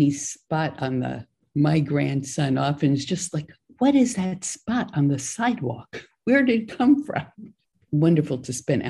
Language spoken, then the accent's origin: English; New York City, New York, United States; moved away as an adult; also born or lived in Korea; now in California, United States; Growing up in New York City to being out here in California